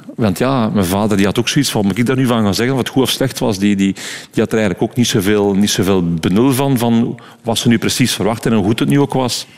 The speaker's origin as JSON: {"language": "Dutch", "town": "Dendermonde", "region": "Flanders", "country": "Belgium", "tie": "born or raised there", "accent": "West Flemish", "said": "wij zijn er ook opgeruid, dus we hebben ons daar absoluut thuis gevoeld"}